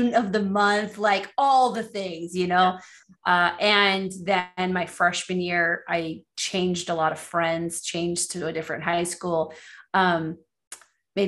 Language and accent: English; Los Angeles, California, United States; being born and raised in Los Angeles, California